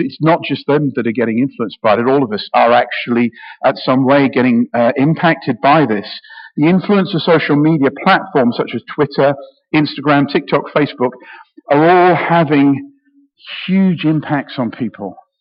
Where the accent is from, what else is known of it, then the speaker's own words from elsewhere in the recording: United Kingdom; I'm very British